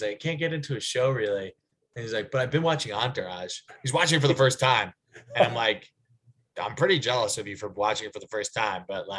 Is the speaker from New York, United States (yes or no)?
yes; Manhasset, New York, United States; I am from Long Island. It's not fake Long Island, but it's definitely different than the rest of Long Island.